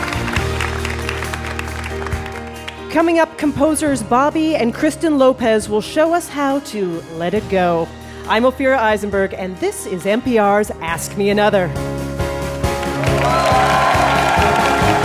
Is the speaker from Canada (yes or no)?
yes; Canada; I grew up in Canada